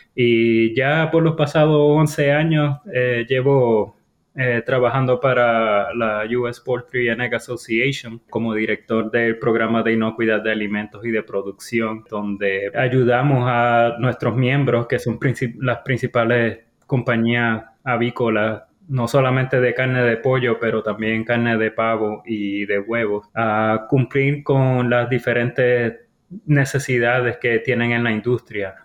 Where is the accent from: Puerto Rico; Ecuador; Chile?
Puerto Rico; Mayagüez; moved away as an adult; also born or lived in North Carolina, United States; now in United States; Originalmente soy, eh, Puerto Rico, eh, yo me crié en el área de Mayagüez, Puerto Rico